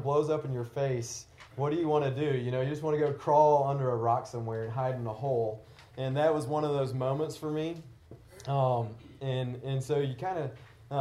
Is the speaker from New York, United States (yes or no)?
no; Tennessee, United States; I grew up in the South in Tennessee